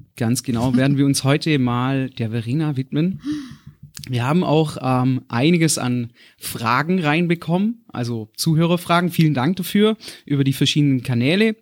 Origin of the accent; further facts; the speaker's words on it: Black Forest, Baden-Württemberg, Germany; ich bin im Schwarzwald aufgewachsen bei meiner Oma